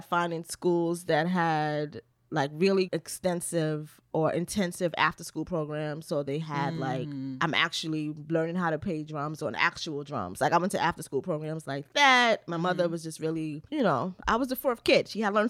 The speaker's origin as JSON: {"language": "English", "town": "New York City", "region": "New York", "country": "United States", "said": "I'm from the Bronx."}